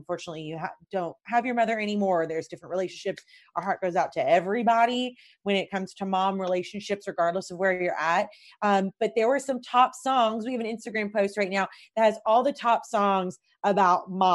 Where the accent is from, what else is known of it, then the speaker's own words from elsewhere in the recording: Louisville, Kentucky, United States; I'm from Louisville